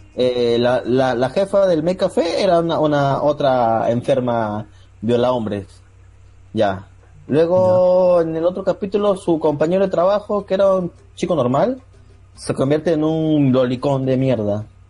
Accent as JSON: {"language": "Spanish", "region": "Lima", "country": "Peru", "said": "soy de Lima, Perú"}